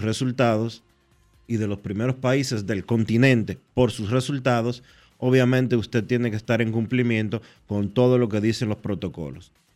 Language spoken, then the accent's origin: Spanish; Dominican Republic